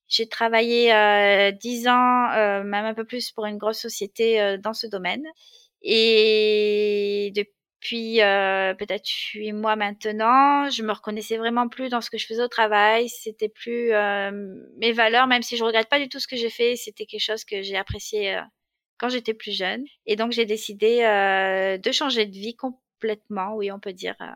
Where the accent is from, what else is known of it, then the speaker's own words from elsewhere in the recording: Marseille, Provence-Alpes-Côte d'Azur, France; alors, je suis née à Marseille, même si j'ai perdu l'accent un peu aujourd'hui, dans une famille modeste, avec, et j'ai deux frères, donc je suis au milieu. Euh, voilà, après, j'ai grandi euh, dans les bouches du Rhône.